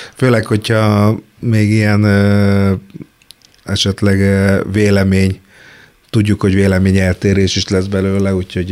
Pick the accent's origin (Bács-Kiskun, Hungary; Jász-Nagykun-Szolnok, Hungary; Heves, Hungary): Bács-Kiskun, Hungary; Kecskemét; moved away as an adult; now in Budapest, Hungary; én Kecskeméti voltam, lesz hittem, hogy Kecskemétről soha nem jövök